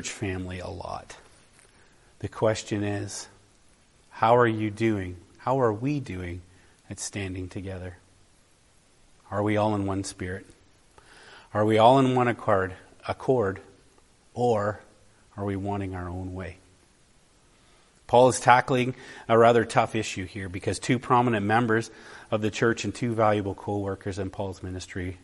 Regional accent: Canada; I'm a Canadian traveling to another part of the world. Do people know I'm a Canadian by the way I am?

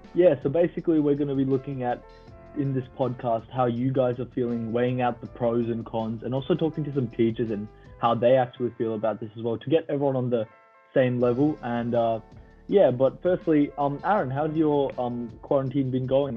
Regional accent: Canada; moved away; I wanted to go back to Canada, you know, as I am obviously a Canadian

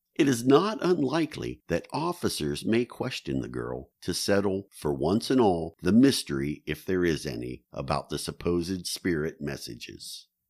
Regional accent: New Philadelphia, Ohio, United States; the town of New Philadelphia, Ohio, my hometown

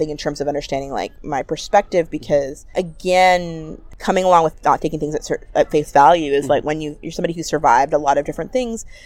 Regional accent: Ottawa, Ontario, Canada; I'm born and raised in Ottawa

